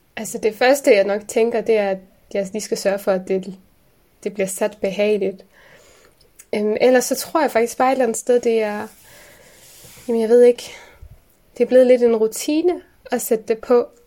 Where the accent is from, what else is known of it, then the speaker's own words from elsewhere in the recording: Aarhus, Central Denmark Region, Denmark; also born or lived in Aalborg; vi er jo opvokset i Gellerupparken.